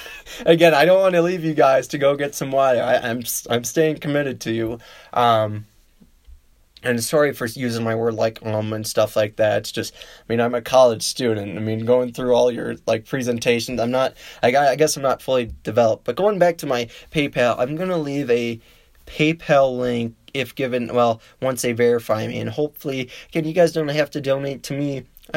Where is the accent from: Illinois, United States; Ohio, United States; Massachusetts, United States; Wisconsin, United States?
Illinois, United States; And the other state I would love to see, because it is my home state, neighboring state, would be Illinois.